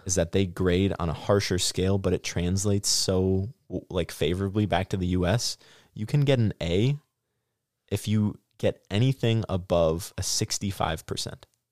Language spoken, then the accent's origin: English; Stoughton, Wisconsin, United States; also born or lived in La Crosse, Wisconsin / Platteville, Wisconsin; I grew up in Stoughton